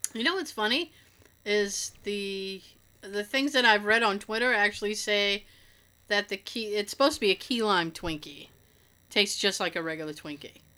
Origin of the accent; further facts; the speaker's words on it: Boston, Massachusetts, United States; accent: Boston; we're from Boston